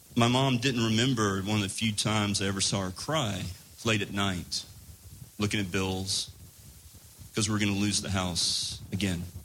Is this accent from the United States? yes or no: yes; Laurinburg, North Carolina, United States; moved away; I moved back to my hometown in rural North Carolina